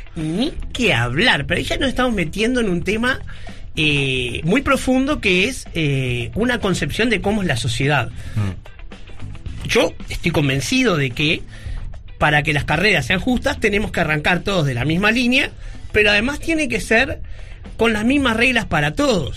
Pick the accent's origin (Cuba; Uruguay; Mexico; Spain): Uruguay; algo que no es de nuestra realidad como uruguayos